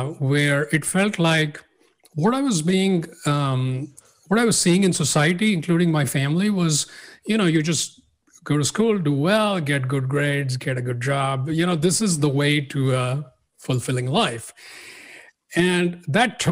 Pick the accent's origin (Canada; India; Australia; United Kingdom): India; I grew up in India and nothing particularly unusual. A middle-class family, big city.